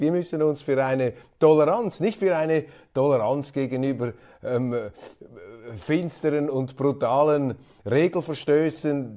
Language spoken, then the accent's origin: German; Switzerland; als Schweizer Milizpolitiker